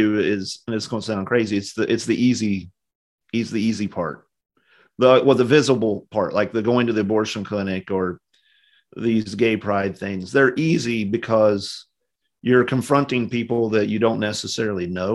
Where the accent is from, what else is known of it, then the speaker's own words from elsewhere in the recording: West Virginia, United States; moved away as an adult; also born or lived in Louisville, Kentucky; I'm from West Virginia originally, so kind of a country place, not a lot of big cities